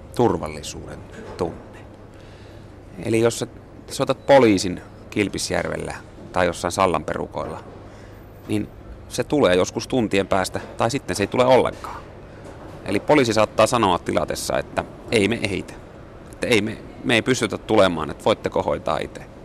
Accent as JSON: {"language": "Finnish", "region": "Kainuu", "country": "Finland", "tie": "born or raised there", "moved": "as an adult", "lives_now": "Helsinki, Finland", "said": "olen syntynyt Kainuussa, Kainuussa ja asunut siellä 20 vuotta. Mutta sitten kun minä muutin, muutin Helsinkiin"}